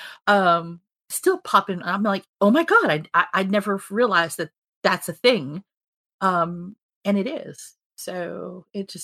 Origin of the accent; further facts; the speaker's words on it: Fayetteville, North Carolina, United States; we grew up in Fayetteville, North Carolina